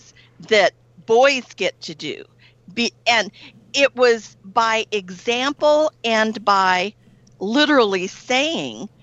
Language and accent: English; Northeast Texas, United States; I grew up in Northeast Texas in the Bible Belt of Texas